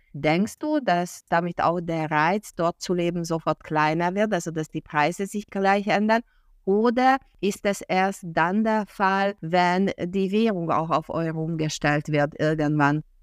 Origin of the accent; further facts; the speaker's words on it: Hungary; moved away as an adult; ich in meiner Jugend als Ungarin in Ungarn Russisch gelernt habe